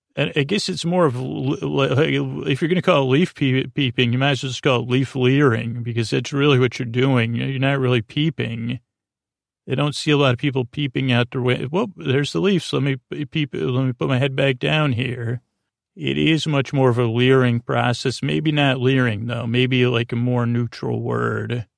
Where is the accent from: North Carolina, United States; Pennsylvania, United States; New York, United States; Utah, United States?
New York, United States; Syracuse; first language English; now I come from Syracuse, New York.